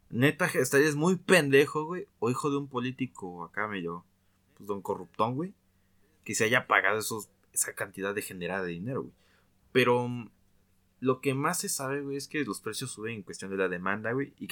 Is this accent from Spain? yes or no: no; San Luis Potosí, Mexico; accent: potosino; now in Cholula, Mexico; Para esos tiempos pues, tenía mi acento pues como de potosino. Y un, taxi nos cobró 90 baros desde mi casa Cholula, güey.